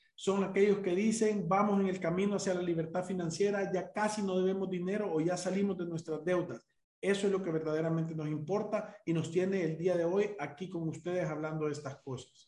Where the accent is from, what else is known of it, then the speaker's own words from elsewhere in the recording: El Salvador; Nosotros como salvadoreños